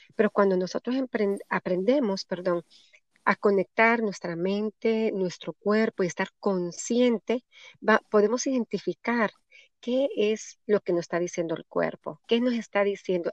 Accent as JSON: {"language": "Spanish", "country": "Honduras", "moved": "yes", "said": "en mi país, en Honduras"}